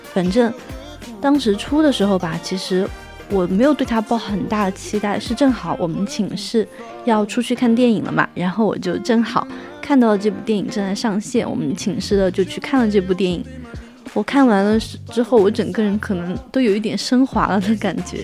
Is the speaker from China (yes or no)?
yes; China; 我们中国人喜欢吃火锅